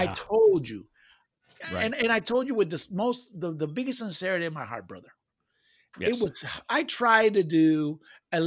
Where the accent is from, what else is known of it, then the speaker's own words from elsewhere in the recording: Puerto Rico; That just reminds me of my home